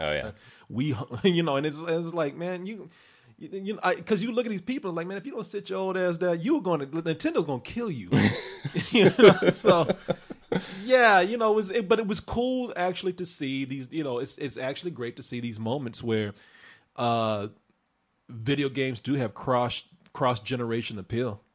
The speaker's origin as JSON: {"language": "English", "town": "Waco", "region": "Texas", "country": "United States", "tie": "born or raised there", "said": "my hometown of Waco"}